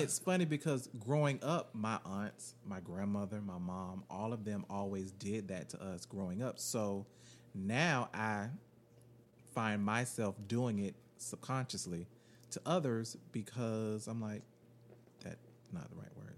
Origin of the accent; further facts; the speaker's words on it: Florida, United States; I'm from Florida. I'm a Floridian who live in America